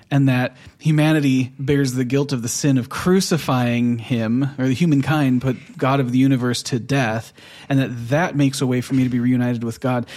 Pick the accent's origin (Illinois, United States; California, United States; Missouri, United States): California, United States; Southern; moved away as an adult; now in Oslo, Norway; we're from Southern California